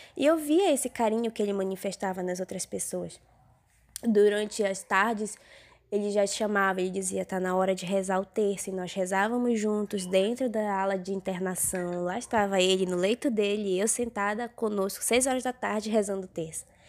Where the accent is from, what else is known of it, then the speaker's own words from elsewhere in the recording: interior of Pará, Brazil; nós somos do interior do Pará